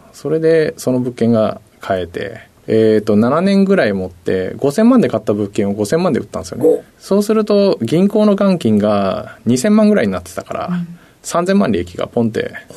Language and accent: Japanese; Kagoshima, Japan; moved away; 鹿児島県ですね